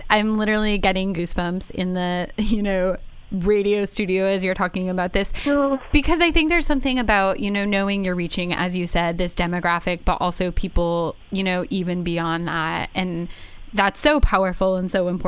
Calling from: Vancouver, British Columbia, Canada; I'm actually calling from Vancouver, Canada.

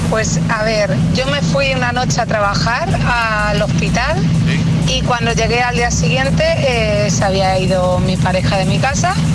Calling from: Arroyomolinos, Community of Madrid, Spain; de Arroyomolinos y tengo 11 años.

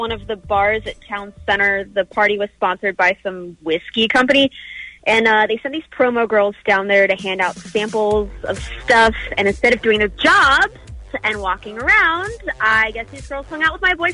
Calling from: Bristol, Pennsylvania, United States; also born or lived in Virginia Beach; So, to give you some background here, I'm actually calling from Bristol, Pennsylvania. I live here now, but I used to live in Virginia Beach, and I pretty much grew up listening to you guys.

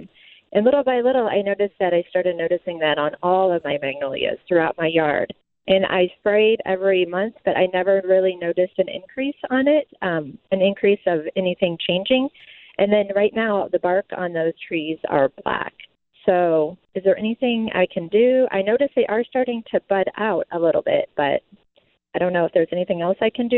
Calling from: Chesterfield, United States; I'm calling from Chesterfield, and I have a question.

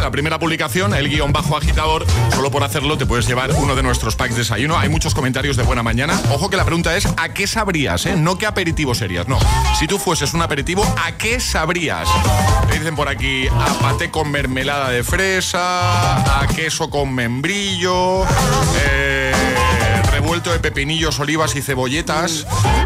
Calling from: San Fernando, Andalusia, Spain; Hola buenos días … de San Fernando Cádiz

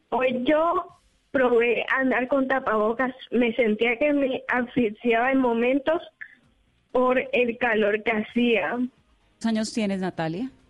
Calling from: Cartagena, Bolívar, Colombia

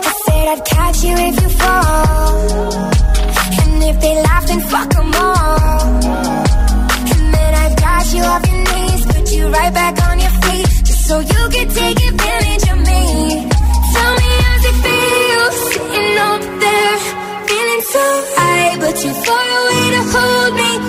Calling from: Cantabria, Spain; de Cantabria

